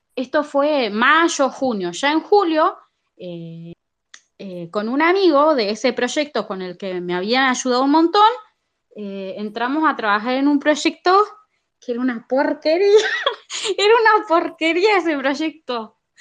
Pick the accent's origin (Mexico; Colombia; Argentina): Argentina; yo como soy argentina